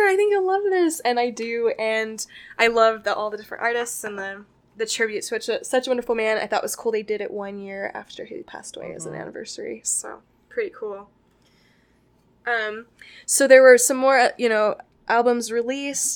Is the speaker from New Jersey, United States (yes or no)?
no; Las Vegas, Nevada, United States; moved away as an adult; now in Utah, United States; I am was born and raised in Las Vegas